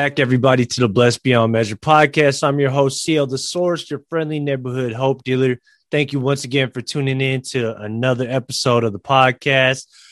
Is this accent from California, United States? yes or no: yes; San Francisco, California, United States; San Francisco at the Chase Center in San Francisco, my hometown